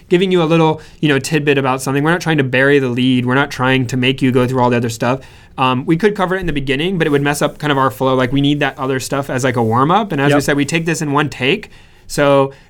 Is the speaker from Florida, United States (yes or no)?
yes; Central Florida, United States; moved away as an adult; now in California, United States; I was born and raised in Florida